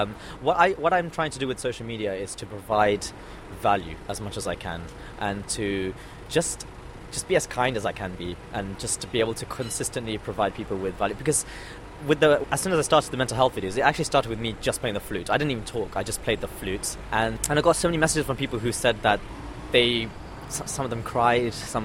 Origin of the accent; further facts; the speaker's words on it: London, United Kingdom; also born or lived in Australia; the environment I grew up with in London.